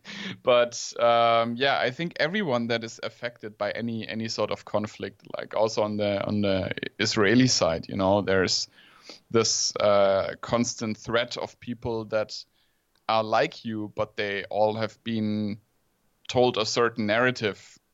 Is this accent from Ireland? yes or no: no; Germany; in Germany we we always like to see the negative